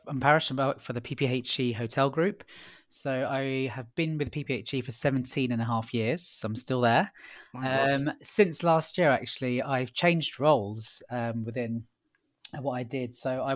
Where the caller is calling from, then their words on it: London, United Kingdom; I'm working from home today.